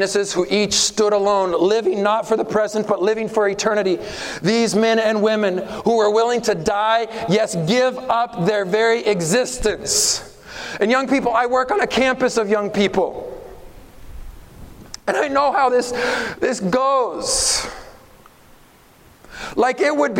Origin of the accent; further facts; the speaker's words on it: Oregon, United States; I'm from Oregon, grew up in Oregon